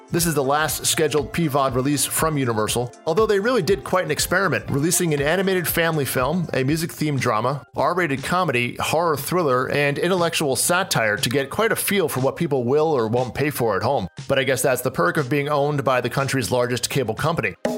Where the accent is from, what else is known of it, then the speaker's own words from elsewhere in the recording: New Jersey, United States; my home state